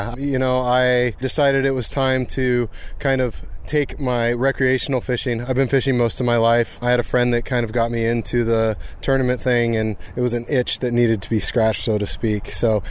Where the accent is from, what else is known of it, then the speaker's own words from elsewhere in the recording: Portland, Oregon, United States; also born or lived in Hood River; I'm from the Portland area, so I would consider this one of my home waters.